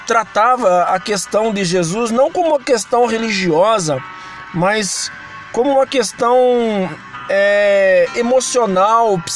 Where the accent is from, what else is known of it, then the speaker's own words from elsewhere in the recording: Brazil; porque sou brasileiro, tenho que falar do meu Brasil.